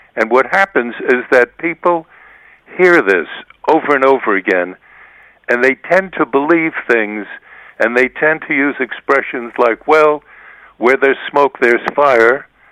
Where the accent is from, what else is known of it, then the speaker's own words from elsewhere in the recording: United States; those of us who have been raised um, in the United States as American reporters